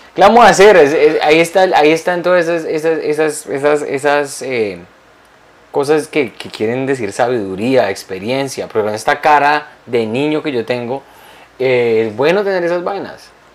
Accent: Colombia; moved away; en mi país hay una región de Colombia

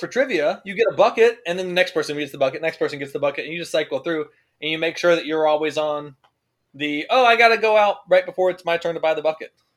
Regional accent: Winston-Salem, North Carolina, United States; I was from Winston-Salem? You knew that that was my my birthright

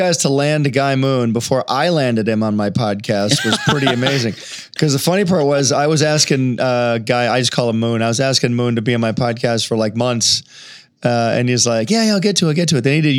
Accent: Michigan, United States; moved away; I come from Michigan.

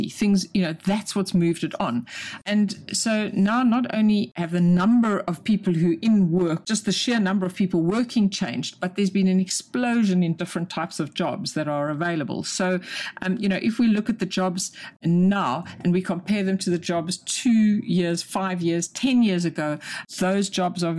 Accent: South Africa; moved away as an adult; also born or lived in London, United Kingdom; now in United Kingdom; I wasn't born in this country. I'm South African

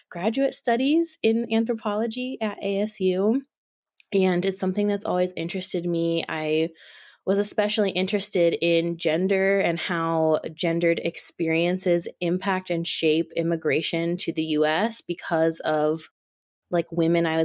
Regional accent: Utah, United States; also born or lived in Turkey / Germany; I was born in Turkey, Turkey, before the Gulf War, and my dad worked for the Department of Defense Education, so we moved around a lot in my early life across the eastern US and, you know, lived in Germany, came to Utah when I was a small child

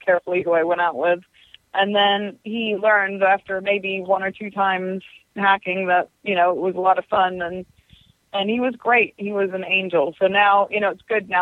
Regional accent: England, United Kingdom; now in United States; I'm originally from England, so I sort of had that tie already to that area

